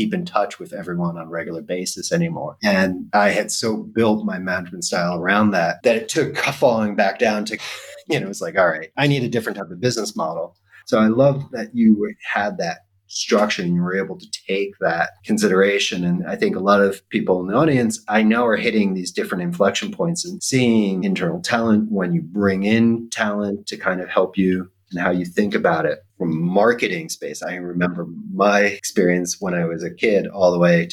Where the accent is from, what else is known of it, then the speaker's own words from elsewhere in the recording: United States; moved away; I am happy American, but living abroad